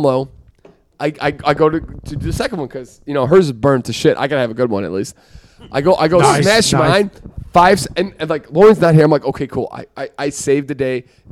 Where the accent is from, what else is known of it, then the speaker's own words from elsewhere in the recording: Chicago, Illinois, United States; We're from Chicago